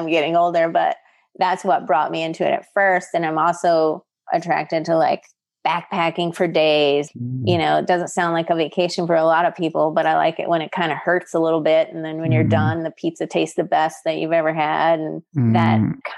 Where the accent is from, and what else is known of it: Midwest, United States; born or raised there